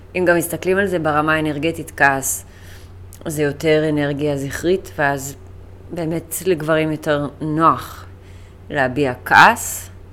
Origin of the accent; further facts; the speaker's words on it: United Kingdom; now in Israel; אני בריטית. אבא שלי בריטי יותר נכון, ואני נולדתי שם, גדלתי שם. אני חצי בריטית, אבל במקורות שלי והילדות שלי הייתה שם